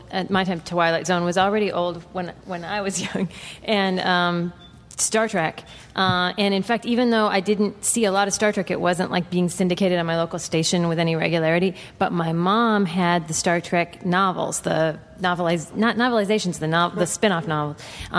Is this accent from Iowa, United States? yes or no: yes; Iowa, United States; I was from Iowa.